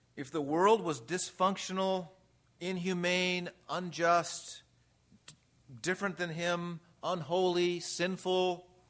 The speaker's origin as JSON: {"language": "English", "town": "Redlands", "region": "California", "country": "United States", "tie": "born or raised there", "said": "I grew up in Redlands, California, Southern California"}